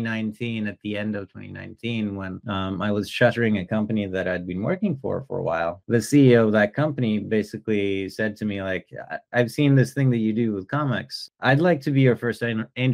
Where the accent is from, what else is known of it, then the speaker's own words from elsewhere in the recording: Norway; moved away as an adult; also born or lived in Germany / San Francisco / Paris; I'm originally from Norway in Northern Europe.